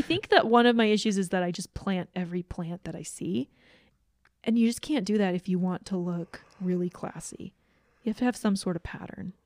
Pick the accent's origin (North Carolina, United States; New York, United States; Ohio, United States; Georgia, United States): Georgia, United States; I grew up in Georgia